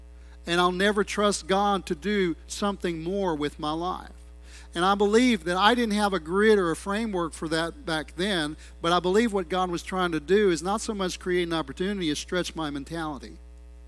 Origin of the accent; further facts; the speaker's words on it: United States; I'm an American, I'm a gringo